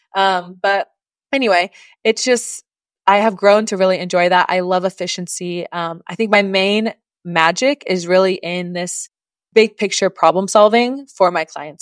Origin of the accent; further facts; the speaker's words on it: Oklahoma, United States; moved away; originally, I am from Oklahoma in the US, that is above Texas